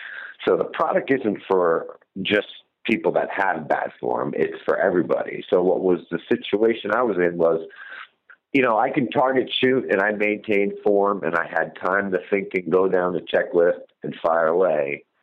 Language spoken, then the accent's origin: English; New Jersey, United States; I ended up taking my largest whitetail buck yet of my career, which is in my home state of New Jersey